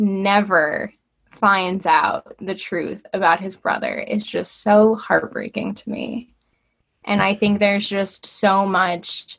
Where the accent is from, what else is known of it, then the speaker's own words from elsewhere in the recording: Connecticut, United States; also born or lived in New York; I was born in New York, but I have been in Connecticut since I started kindergarten